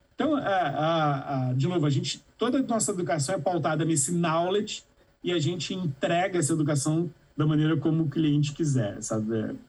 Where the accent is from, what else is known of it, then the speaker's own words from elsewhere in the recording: a town in the interior of Minas Gerais, Brazil; fundei a Startse numa cidade no interior de Minas Gerais com 13 mil habitantes. É, e lá na minha cidade, é, não existiam muitas opções para quem nasce lá